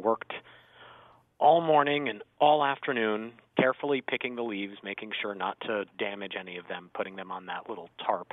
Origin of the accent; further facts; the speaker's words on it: Windsor, Connecticut, United States; also born or lived in West Hartford; I grew up in Windsor, and I worked the tobacco fields